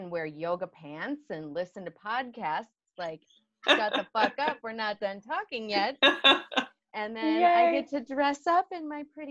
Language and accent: English; Illinois, United States; moved away as an adult; also born or lived in northern Wisconsin; now in Chicago, United States; I was born in Illinois, 7 pounds, 14 ounces. When I was 19 years old, I moved up to northern Wisconsin, where I lived for 20 years